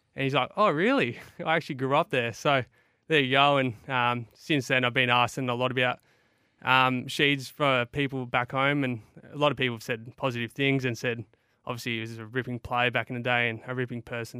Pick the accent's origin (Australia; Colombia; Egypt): Australia; Broken Hill, New South Wales; also born or lived in Essendon, Victoria; now in Adelaide, Australia; I grew up in Broken Hill, which is a little country town in New South Wales.